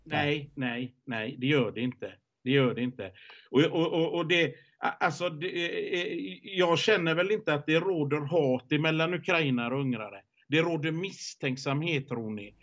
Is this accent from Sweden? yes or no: yes; Sweden; hemma i Sverige